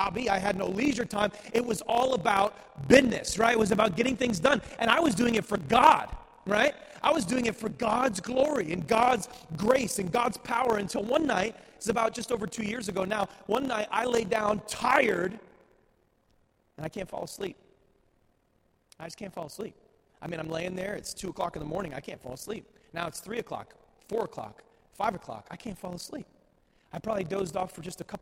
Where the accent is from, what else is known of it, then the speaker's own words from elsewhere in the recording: New England, United States; I grew up in New England